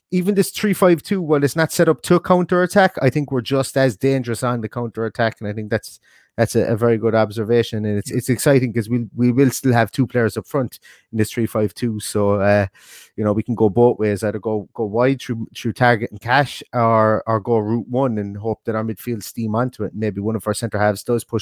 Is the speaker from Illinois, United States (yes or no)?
no; Ohio, United States; Only comes to mind because I'm from Ohio.